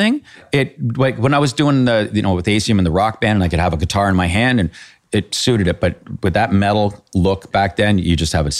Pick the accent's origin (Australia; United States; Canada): Canada; So that's because being Canadian.